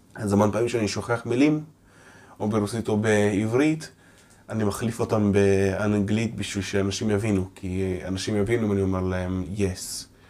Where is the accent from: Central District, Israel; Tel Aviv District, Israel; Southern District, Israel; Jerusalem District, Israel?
Tel Aviv District, Israel; Ramat Gan; first language Russian; נולדתי בישראל, תל השומר